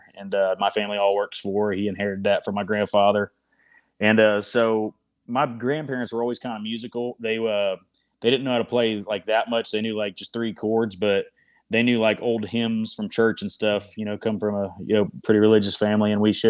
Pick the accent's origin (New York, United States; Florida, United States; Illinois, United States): Florida, United States; accent: Tennessee; I've always had a thick Tennessee accent, being, I'm from South Florida, so I don't know where I got it, but I've kind of always had it.